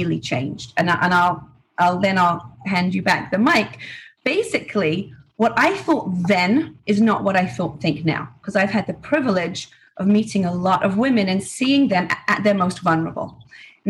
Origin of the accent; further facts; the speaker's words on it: England, United Kingdom; moved away as an adult; now in Florida, United States; I grew up in England, very quiet home